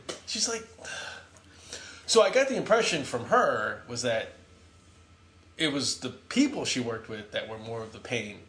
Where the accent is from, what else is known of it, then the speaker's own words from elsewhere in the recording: Vietnam; So when people, I say I'm from Vietnam, people typically say, "Will you ever go back?"